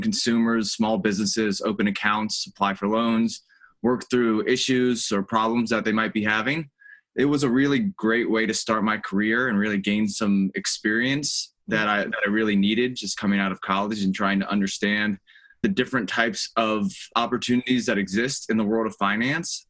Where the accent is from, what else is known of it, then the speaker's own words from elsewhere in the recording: Charlotte, North Carolina, United States; moved away as an adult; also born or lived in Columbia, South Carolina; now in Charleston, United States; I grew up in Charlotte, North Carolina